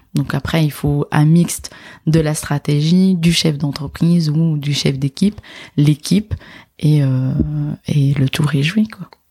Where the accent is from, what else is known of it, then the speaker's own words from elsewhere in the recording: Casablanca, Casablanca-Settat, Morocco; moved away as an adult; also born or lived in Dijon / Nord, France; now in France; Je suis née et j'ai grandi en fait à Casablanca